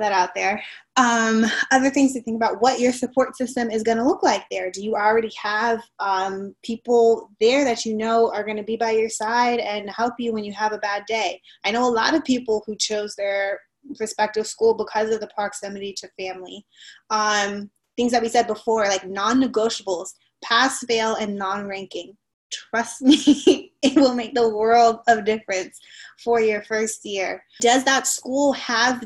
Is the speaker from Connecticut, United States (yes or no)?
no; Miami, Florida, United States; moved away as an adult; also born or lived in North Carolina; I'm from Miami